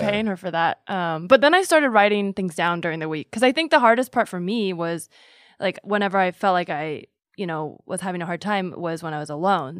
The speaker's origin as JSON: {"language": "English", "town": "Palo Alto", "region": "California", "country": "United States", "tie": "born or raised there", "said": "I grew up mm-hmm. in the Bay"}